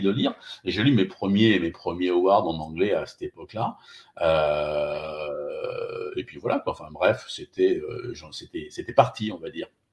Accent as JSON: {"language": "French", "town": "Limoges", "region": "Nouvelle-Aquitaine", "country": "France", "said": "je suis de Limoges"}